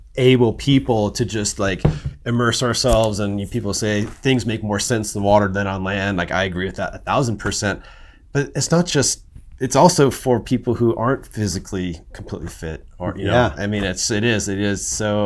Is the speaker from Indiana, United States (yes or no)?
no; Santa Cruz, California, United States; growing up in Santa Cruz